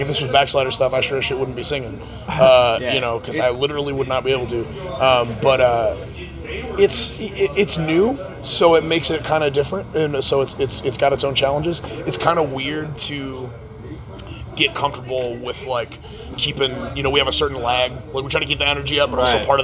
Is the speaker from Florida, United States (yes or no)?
yes; Florida, United States; I grew up in Florida